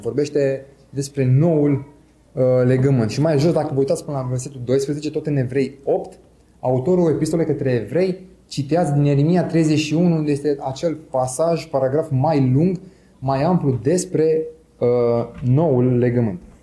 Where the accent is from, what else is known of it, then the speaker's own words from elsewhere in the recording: Romania; Eu sunt român